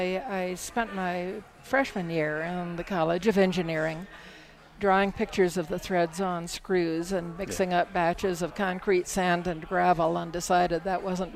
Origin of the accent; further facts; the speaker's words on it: Miami, Florida, United States; also born or lived in Iowa / Michigan; I was born in Iowa, but we moved to Miami when I was about 3 or 4 years old.